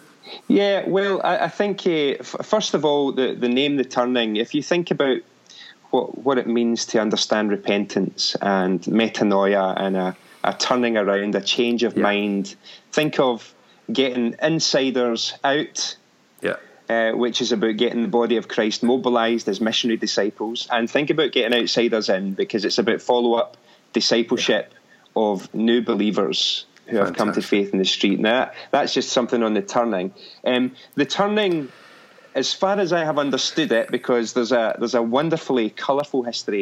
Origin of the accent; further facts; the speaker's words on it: Irvine, Scotland, United Kingdom; moved away as an adult; now in Glasgow, United Kingdom; I'm originally from Irvine in Ayrshire